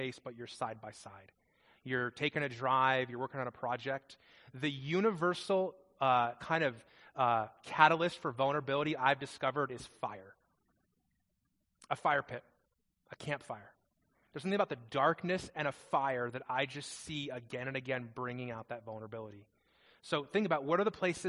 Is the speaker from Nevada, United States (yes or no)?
yes; Las Vegas, Nevada, United States; moved away; I grew up in Las Vegas